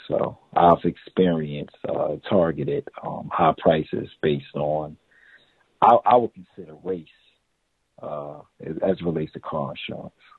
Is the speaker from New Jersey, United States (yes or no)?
yes; Newark, New Jersey, United States; I grew up in Newark, New Jersey